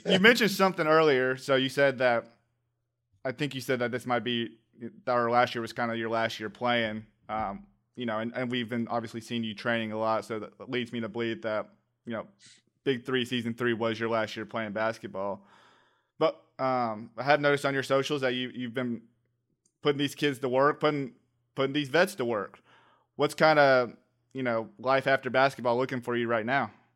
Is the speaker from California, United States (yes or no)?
no; Atlanta, Georgia, United States; I'm from the Atlanta area